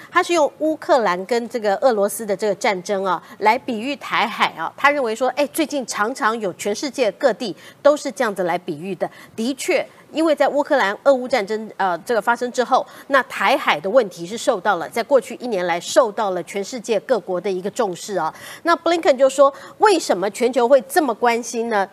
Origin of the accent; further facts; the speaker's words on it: Taiwan; 我们台湾人